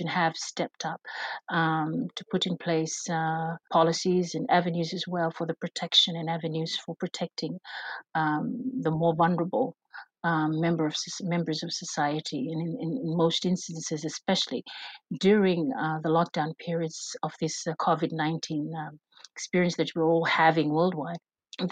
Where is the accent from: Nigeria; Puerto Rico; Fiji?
Fiji; We are from the Pacific